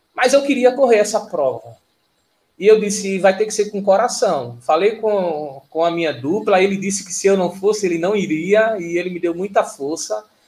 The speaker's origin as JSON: {"language": "Portuguese", "town": "Vitória de Santo Antão", "region": "Pernambuco", "country": "Brazil", "said": "sou de Vitória de Santo Antão"}